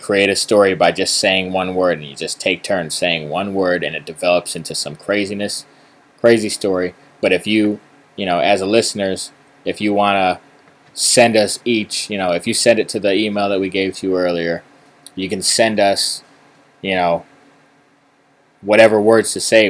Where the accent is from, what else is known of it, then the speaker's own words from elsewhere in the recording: East Coast, United States; we're from the East Coast